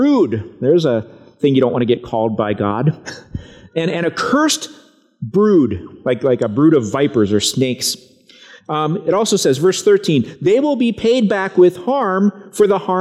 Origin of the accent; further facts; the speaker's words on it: Broken Arrow, Oklahoma, United States; When I was a kid, I grew up in Broken Arrow, Oklahoma.